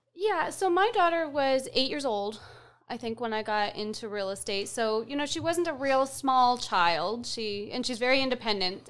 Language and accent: English; Fredericton, New Brunswick, Canada; I'm from Fredericton